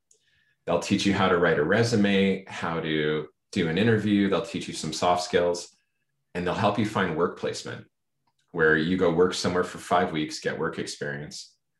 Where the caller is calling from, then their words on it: Vancouver, British Columbia, Canada; Yeah, I'm joining from Vancouver, BC in Canada.